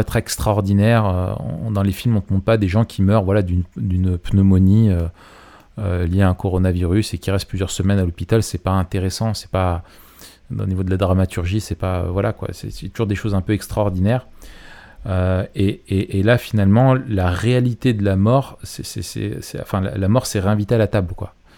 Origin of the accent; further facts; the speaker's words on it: Grenoble, Auvergne-Rhône-Alpes, France; je suis grenoblois